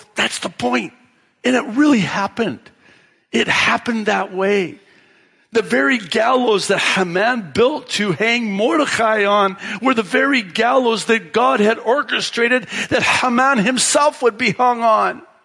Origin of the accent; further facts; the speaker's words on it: Tekoa, Washington, United States; that's the town I grew up in in Washington State, small farm town, and that's what they called it, Tico, Washington